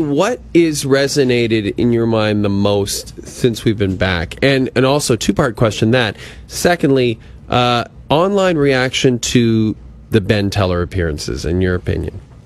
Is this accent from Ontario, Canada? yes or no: no; Athabasca, Alberta, Canada; moved away; my hometown of Athabasca